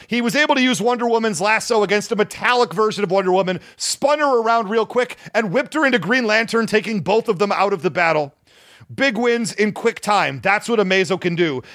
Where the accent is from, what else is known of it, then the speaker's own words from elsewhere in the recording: Detroit, Michigan, United States; I grew up in the Detroit area